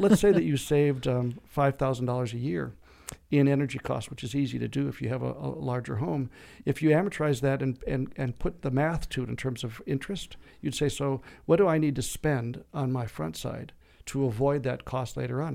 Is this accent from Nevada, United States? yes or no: no; Minnesota, United States; now in Arizona, United States; I grew up in Minnesota